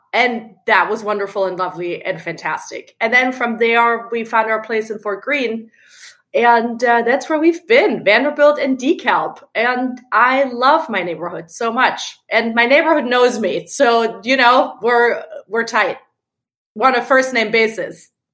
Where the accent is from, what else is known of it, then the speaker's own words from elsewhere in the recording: Germany; moved away as an adult; now in New York, United States; I'm originally from Germany